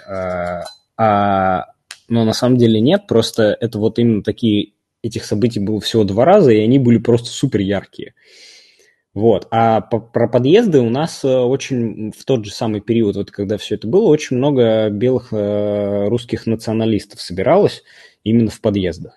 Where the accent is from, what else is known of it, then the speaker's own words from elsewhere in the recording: Moscow, Russia; Я, простите, всю жизнь там на западе Москвы живу